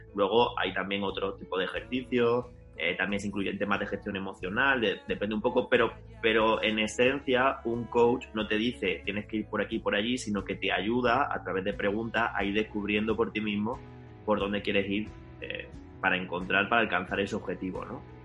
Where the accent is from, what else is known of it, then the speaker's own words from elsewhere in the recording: Linares, Andalusia, Spain; accent: andaluza; yo soy de Linares